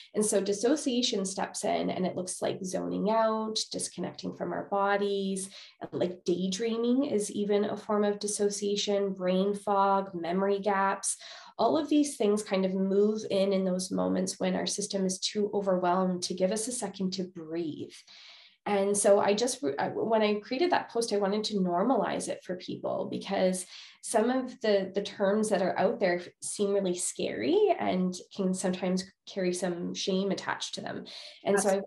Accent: Winnipeg, Manitoba, Canada; moved away as an adult; now in Alberta, Canada; I'm originally from Winnipeg, Manitoba, Canada, and moved to Alberta just a few years ago, right before COVID

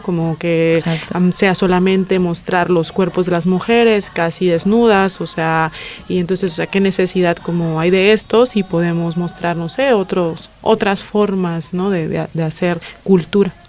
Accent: La Paz, Baja California Sur, Mexico; moved away; Yo vengo de México, de La Paz, Baja California

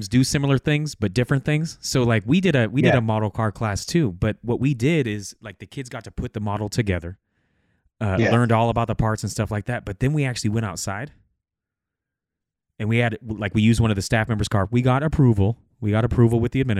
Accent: Bay Area, California, United States; moved away; also born or lived in Fresno; I'm from the Bay Area. I have no connections with Fresno at all

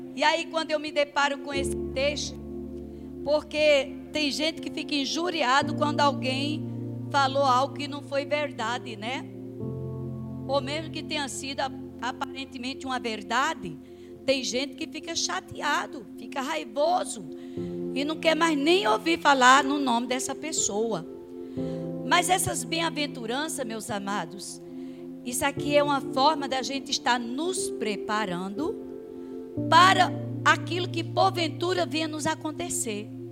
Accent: Campina Grande, Paraíba, Brazil; moved away; a igreja lá da, da minha terra, é um tempo que é, entra na frente e sai atrás, é, sai noutra avenida. Não sei se alguém conhece a Igreja Congregacional de Campina Grande

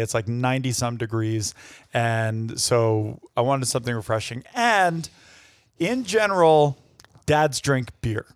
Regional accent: New York, United States; New York is my home state

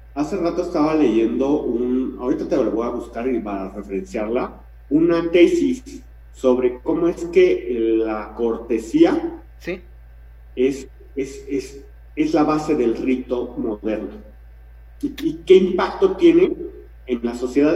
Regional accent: Mexico; Como mexicanos

